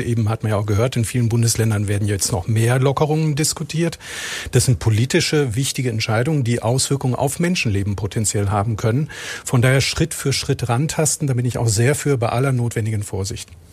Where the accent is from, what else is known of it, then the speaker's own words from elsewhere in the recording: Rhineland, Germany; Zugleich bin ich aber auch gebürtiger Rheinländer